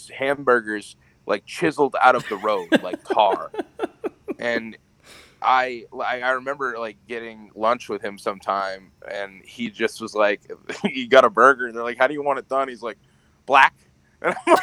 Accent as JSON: {"language": "English", "town": "Howland", "region": "Maine", "country": "United States", "tie": "born or raised there", "said": "I am from the Howland, Maine area, so I'm about 45 minutes north of Bangor."}